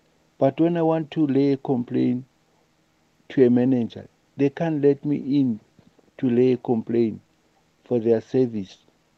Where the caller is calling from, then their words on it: Soweto, Gauteng, South Africa; from Soweto.